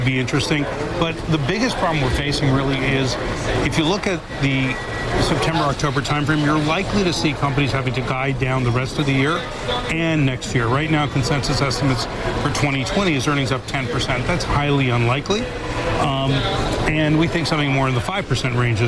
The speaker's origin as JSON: {"language": "English", "country": "Canada", "said": "I say it as a Canadian."}